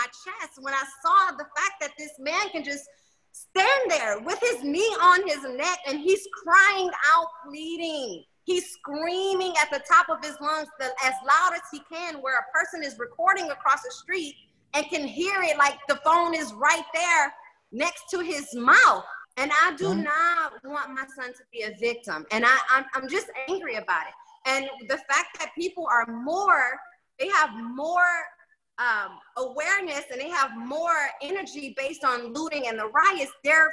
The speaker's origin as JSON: {"language": "English", "town": "Detroit", "region": "Michigan", "country": "United States", "tie": "born or raised there", "moved": "yes", "lives_now": "Miami, United States", "said": "I'm from Detroit, Michigan"}